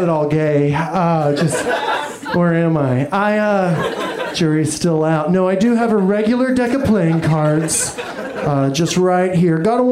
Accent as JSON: {"language": "English", "region": "Texas", "country": "United States", "said": "I am from Texas"}